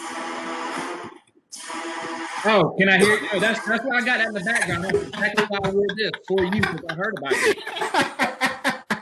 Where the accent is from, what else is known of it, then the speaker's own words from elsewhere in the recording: Warner Robins, Georgia, United States; I did grow up here in Warner Robins. I've lived here all my life